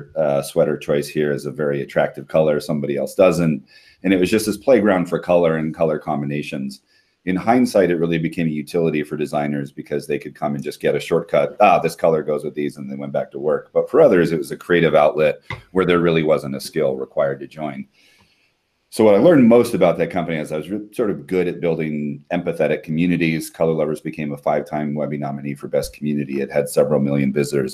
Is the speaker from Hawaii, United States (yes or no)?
yes; Hawaii, United States; moved away as an adult; My wife and I are both born and raised in Hawaii